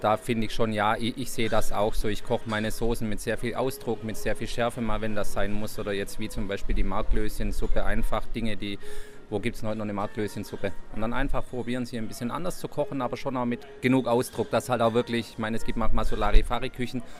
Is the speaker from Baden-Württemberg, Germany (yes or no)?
yes; Baden-Württemberg, Germany; now in Hamburg, Germany; dass die Gäste hier in Hamburg ein kleines bisschen offener und gelassener sind, wie sie das jetzt äh, bei uns im Schwabenland waren.